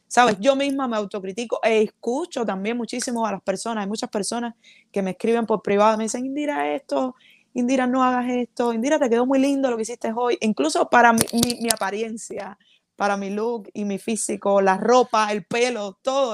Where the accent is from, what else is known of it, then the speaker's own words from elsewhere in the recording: Cuba; moved away as an adult; la agrupación con la que salí de Cuba